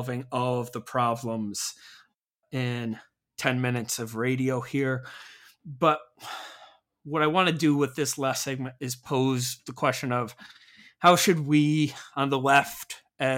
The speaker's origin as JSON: {"language": "English", "town": "Rochester", "region": "New York", "country": "United States", "also_born_or_lived": "Massachusetts", "moved": "as an adult", "said": "I moved from New York to Massachusetts"}